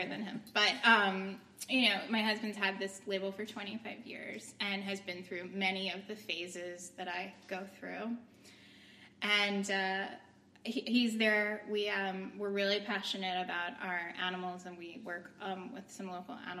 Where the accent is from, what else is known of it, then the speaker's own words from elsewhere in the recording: New York, United States; now in Philadelphia, United States; I'm from New York. I was born and raised there